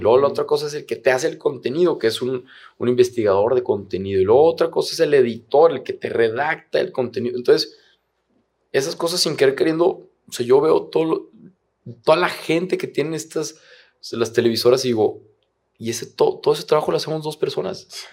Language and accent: Spanish; Torreón, Coahuila, Mexico; moved away as an adult; now in Monterrey, Mexico; yo, soy de Torreón y llevo ya seis años acá en Monterrey.